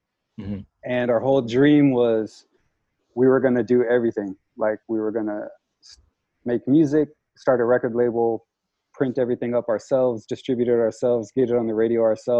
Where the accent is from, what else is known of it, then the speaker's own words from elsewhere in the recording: Portland, Oregon, United States; Portland was fantastic. Portland's probably like the most important part to anything that I've done, because it kind of shaped like my character and everything.